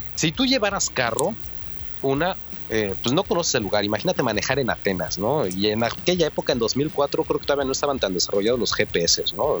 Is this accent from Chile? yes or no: no; Mexico; soy mexicano